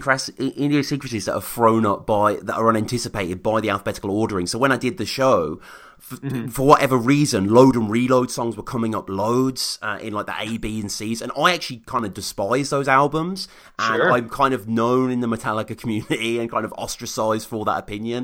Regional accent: United Kingdom; I like …, like every fucking British kid, like, you know, we grew up on …

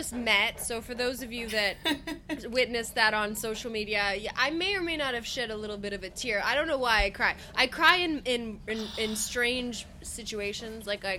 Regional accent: Romania; I'm Romanian, but I speak Italian.

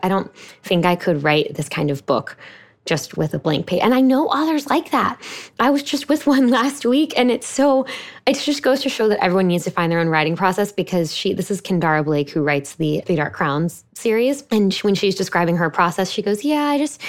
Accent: Houston, Texas, United States; I live in my hometown of Houston, Texas

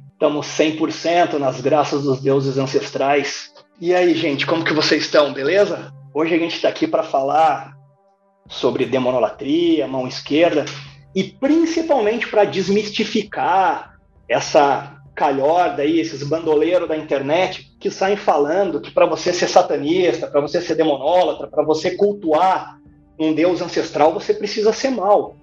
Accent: interior of Paraná, Brazil; also born or lived in Curitiba; toda vez que eu vinha do interior do Paraná para Curitiba

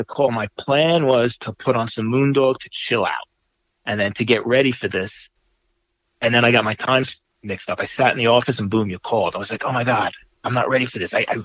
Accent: New York, United States; I grew up in the New York hardcore scene

